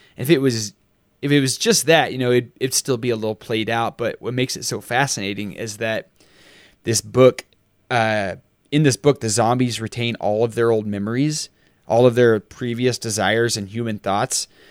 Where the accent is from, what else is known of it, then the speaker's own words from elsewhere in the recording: Texas, United States; when you're growing up in Texas and you're six hundred miles from the ocean